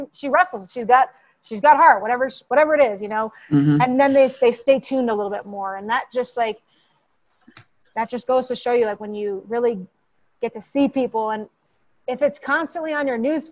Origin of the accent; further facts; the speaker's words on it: New York, United States; I'm a New Yorker